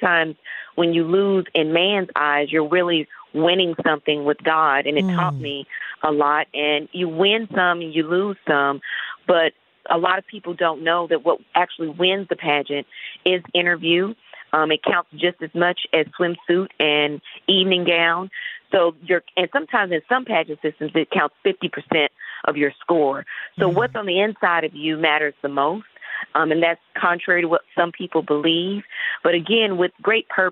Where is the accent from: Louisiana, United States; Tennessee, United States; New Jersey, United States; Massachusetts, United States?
Tennessee, United States; Chattanooga; moved away as an adult; also born or lived in Indiana; I'm originally from Chattanooga, born and raised